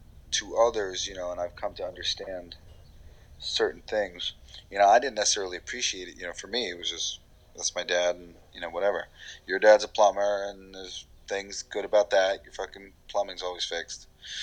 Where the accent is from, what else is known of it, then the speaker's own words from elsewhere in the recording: New York, United States; accent: New York; Like, I'm from fucking New York. Remember, I'm trying to get my New York accent back whenever possible, because like I got rid of it to be a voiceover actor, be a host or whatever.